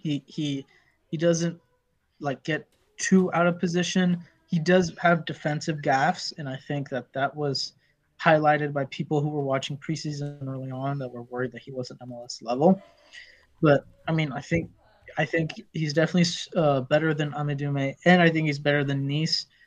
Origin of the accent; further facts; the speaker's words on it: Morocco; Morocco is my home country